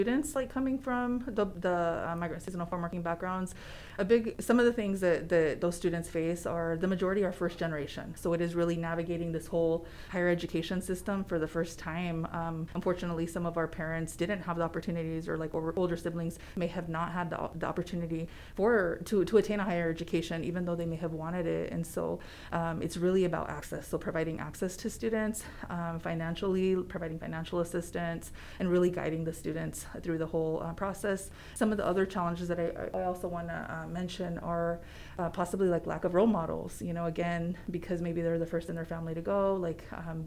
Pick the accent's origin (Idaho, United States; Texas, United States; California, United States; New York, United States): Idaho, United States; Southeast; I was raised in Southeast Idaho